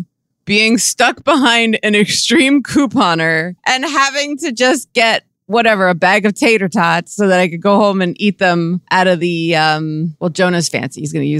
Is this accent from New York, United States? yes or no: yes; Westchester, New York, United States; now in New York City, United States; been here since 96. So I've seen it all. And I grew up in Westchester. So I was like watched Al Roker and Sue Simmons on Channel 4 News and remember Ed Koch and Dinkins and all of them.